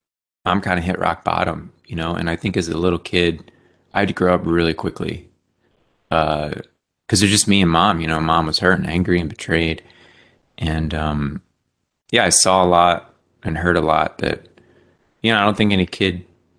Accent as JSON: {"language": "English", "region": "Maryland", "country": "United States", "tie": "born or raised there", "also_born_or_lived": "Philadelphia, Pennsylvania / Hawaii", "said": "I was born in outside Philadelphia. We moved to Hawaii. I lived in Hawaii for the first like 4 years of my life. Then we moved to Southern Maryland when I was in kindergarten"}